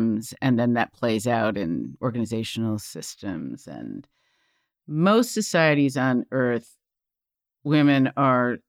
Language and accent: English; United States; I come from the United States.